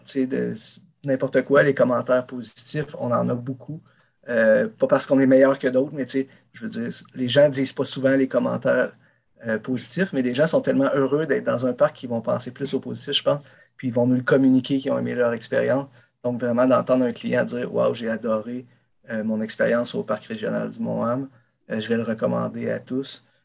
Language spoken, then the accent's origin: French; Saint-Adrien, Quebec, Canada; je suis allé euh, à Saint-Adrien, dans mon village natal